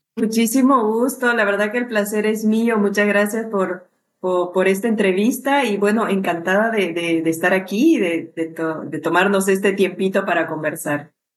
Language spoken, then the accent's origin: Spanish; Cochabamba, Bolivia; moved away as an adult; now in Peru; yo soy de Bolivia